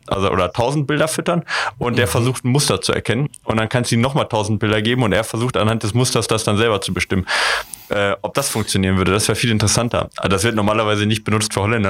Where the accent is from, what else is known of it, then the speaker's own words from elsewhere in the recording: western Germany, Germany; ich komme ja auch aus Westdeutschland